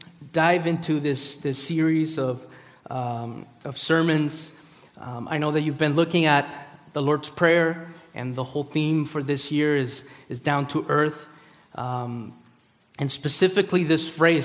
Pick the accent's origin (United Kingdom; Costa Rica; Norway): Costa Rica; born there; I was born in Costa Rica. My parents are from Peru. I'm a missionary kid. I'm a pastor's kid. I'm really messed up because I've moved and I find home in multiple places and yet none.